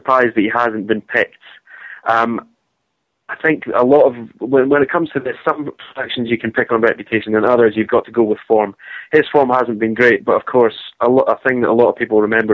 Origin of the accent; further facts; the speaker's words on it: Scotland, United Kingdom; when you're Scottish